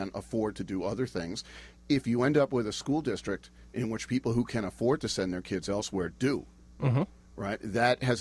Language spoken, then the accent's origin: English; Florida, United States; now in Durham, United States; I grew up in Florida